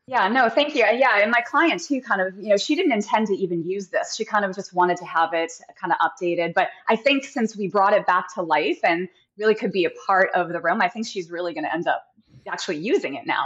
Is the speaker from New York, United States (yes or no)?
no; New Hampshire, United States; moved away as an adult; also born or lived in Massachusetts; now in San Clemente, United States; I'm originally from New Hampshire, um, and have been in Massachusetts. Uh, you know, grew up both those states. Uh, moved here into California about eight years ago.